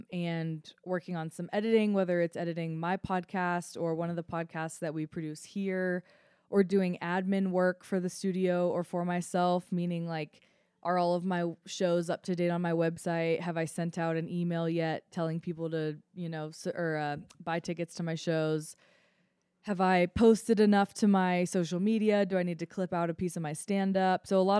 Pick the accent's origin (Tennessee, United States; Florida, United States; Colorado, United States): Colorado, United States; Boulder; I'm the worst Colorado resident. I am. Because I grew up here. Like, I grew up in Boulder, and, like, I think I was forced to hike as a kid.